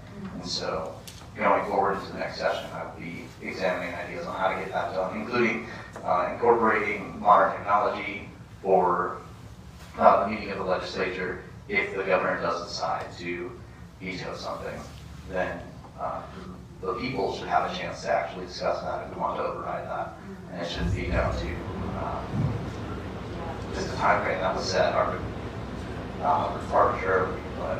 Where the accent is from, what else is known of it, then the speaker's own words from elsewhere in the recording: Cheyenne, Wyoming, United States; I'm from Cheyenne, Wyoming.